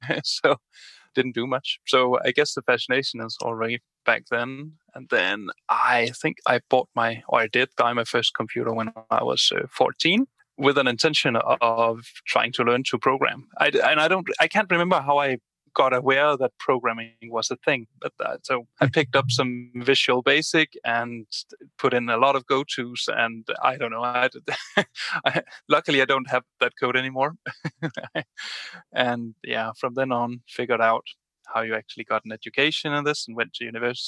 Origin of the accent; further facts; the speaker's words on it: Denmark; Yes, I'm from Denmark.